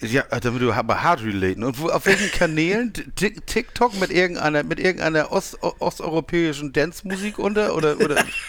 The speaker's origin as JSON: {"language": "German", "country": "Switzerland", "said": "Ich bin ja Schweizer."}